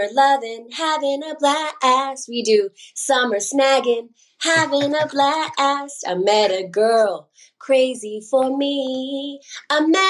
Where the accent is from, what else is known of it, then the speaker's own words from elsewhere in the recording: Los Angeles, California, United States; I grew up in Los Angeles